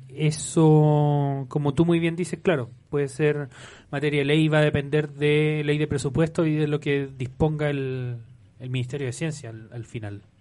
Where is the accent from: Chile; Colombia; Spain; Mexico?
Chile; Somos personas profundamente chilenas, patriotas, amamos a nuestro país, y a nuestro pueblo